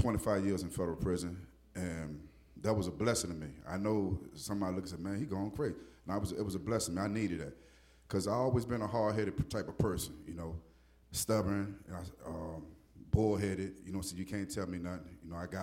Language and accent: English; Newport News, Virginia, United States; I'm right here from Waynesburg, Newport News area.